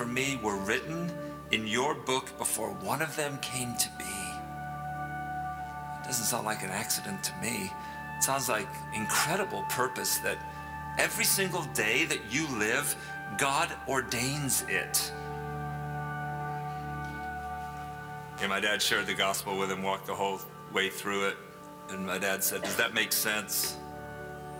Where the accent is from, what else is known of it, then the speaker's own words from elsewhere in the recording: England, United Kingdom; now in United States; I grew up in England. My dad was in England his whole life until he was about 40, and then we moved to the States.